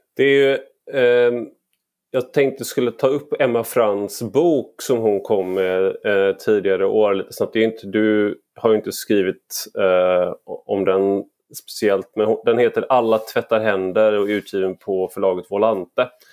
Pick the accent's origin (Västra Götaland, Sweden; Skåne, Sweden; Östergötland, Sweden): Västra Götaland, Sweden; Gothenburg; jag är göteborgare i grunden